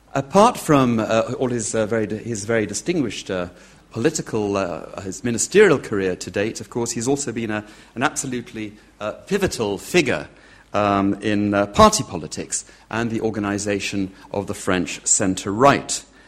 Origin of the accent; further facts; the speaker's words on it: United Kingdom; speaking as a Brit